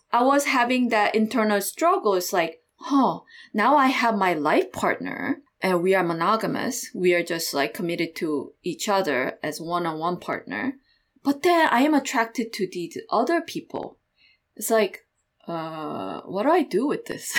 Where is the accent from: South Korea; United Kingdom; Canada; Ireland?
South Korea; moved away as an adult; also born or lived in Iowa; I grew up in South Korea until, like, high school year.